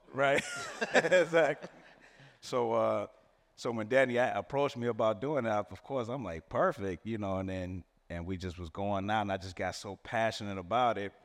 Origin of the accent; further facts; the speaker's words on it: Chicago, Illinois, United States; I'm from Chicago, born and raised